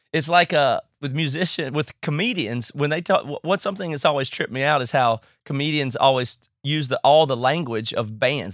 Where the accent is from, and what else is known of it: United States; accent: redneck; now in Seattle, United States